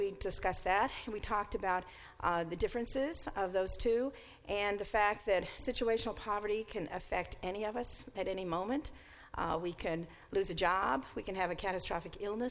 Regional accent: Mississippi, United States; now in East Canton, United States; I grew up in Mississippi

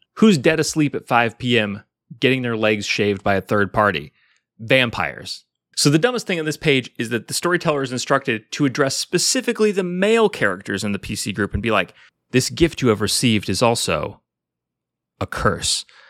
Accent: Pacific Northwest, United States; I'm from the Pacific Northwest

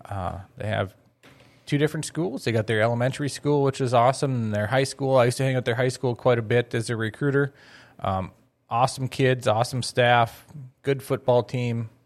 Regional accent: Crookston, Minnesota, United States; moved away as an adult; I was growing up in Crookston

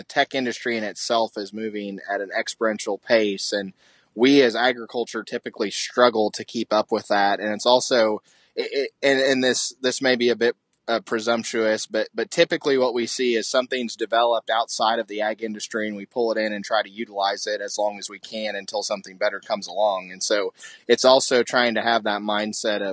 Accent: Illinois, United States; moved away; I actually grew up in Illinois

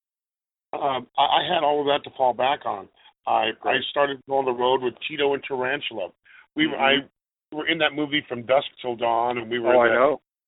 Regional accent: Los Angeles, California, United States; I'm from Los Angeles

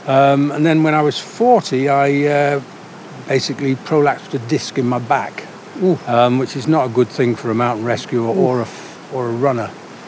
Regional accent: North West England, United Kingdom; now in Whitehaven, United Kingdom; Yes, well, I live in Whitehaven. {S1} Right. {S2} And lived in Cumbria for the best part of my life, I would think.

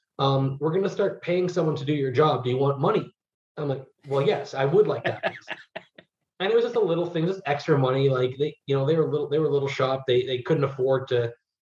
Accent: Toronto, Ontario, Canada; also born or lived in Ottawa; I'm from Toronto originally, but I went to school in Ottawa, so I go home every summer

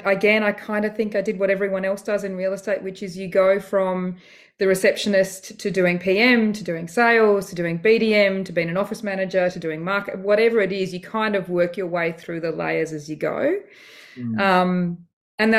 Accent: Australia; I'm technically dual citizen. I'm British and I'm Australian.

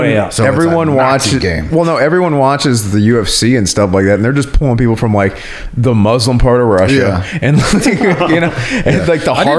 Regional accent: southern England, United Kingdom; He's Southern. I'm from Southern England.

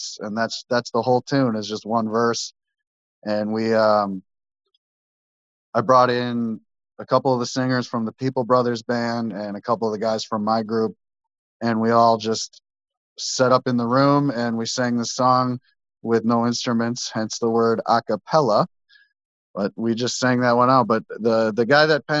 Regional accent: Dousman, Wisconsin, United States; also born or lived in Concord, Wisconsin / Rome, Wisconsin / Farmington, Wisconsin; I'm originally from Dousman, Wisconsin

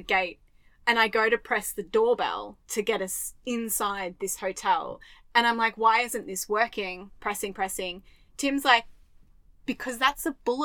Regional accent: Australia; I'm an Australian woman.

